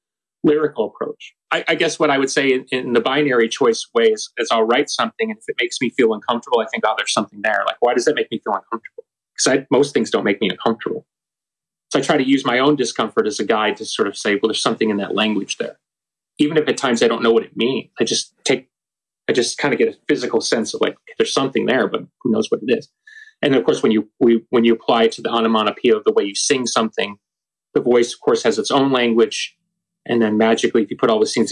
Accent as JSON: {"language": "English", "town": "Chicago", "region": "Illinois", "country": "United States", "said": "I'm an American in Chicago, and mispronouncing words is part of my heritage."}